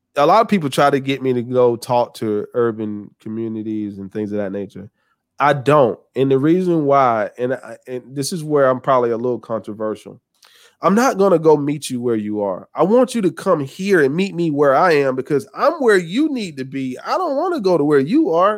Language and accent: English; the South, United States; I'm from the South